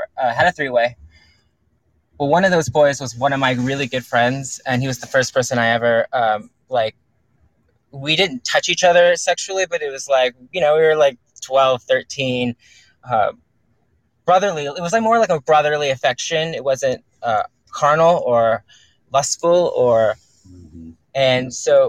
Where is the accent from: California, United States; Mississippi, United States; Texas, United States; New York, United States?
California, United States; I'm from California